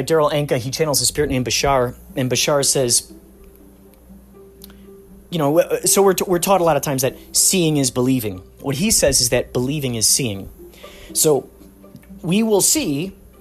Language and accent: English; Chicago, Illinois, United States; we grew up in Chicago.